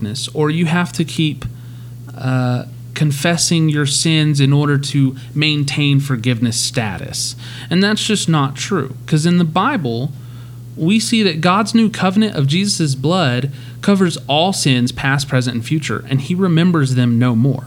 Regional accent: Amarillo, Texas, United States; I'm from Amarillo

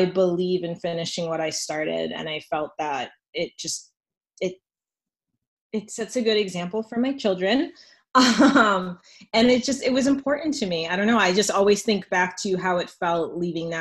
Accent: Lawrence, Massachusetts, United States; I care deeply about my community. I'm from Lawrence

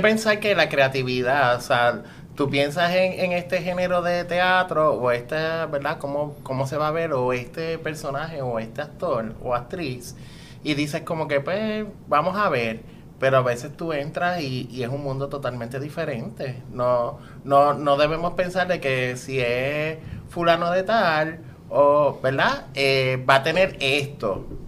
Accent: Puerto Rico

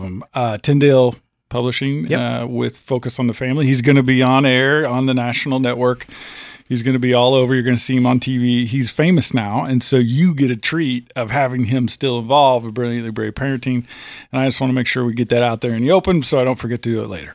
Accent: Illinois, United States; moved away as an adult; now in Tennessee, United States; I'm from Illinois. We're a transplant. I've been here 15, 16 years

